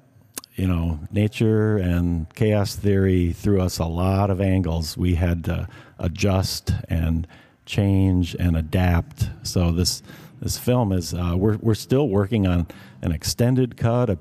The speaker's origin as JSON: {"language": "English", "region": "Driftless Area", "country": "United States", "tie": "born or raised there", "said": "If I wouldn't have grown up out in the blufflands with our family land overlooking the Mississippi, and I was hunting and fishing and camping and hiking and really just a creature of the Driftless"}